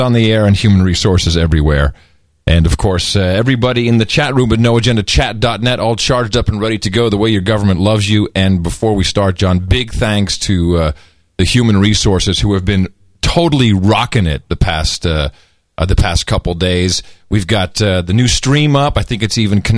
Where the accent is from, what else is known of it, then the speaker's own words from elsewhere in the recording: Amsterdam, North Holland, Netherlands; moved away; When I lived in Amsterdam, I grew up in Amsterdam